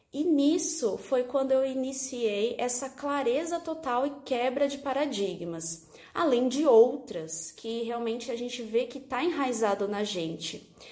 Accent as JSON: {"language": "Portuguese", "region": "São Paulo", "country": "Brazil", "said": "arquiteta …, sou de São Paulo, sou aluna da Raquel Menezes"}